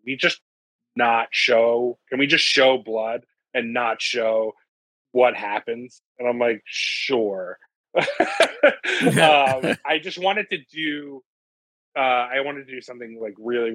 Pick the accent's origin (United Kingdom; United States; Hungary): United States; Long Island, New York; We're both from Long Island